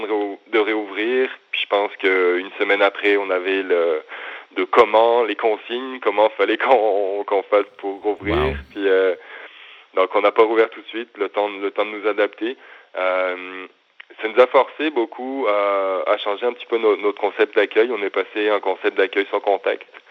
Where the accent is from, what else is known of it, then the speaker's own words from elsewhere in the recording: the Alps, France; moved away as an adult; also born or lived in Montreal, Canada; now in Quebec, Canada; je viens des Alpes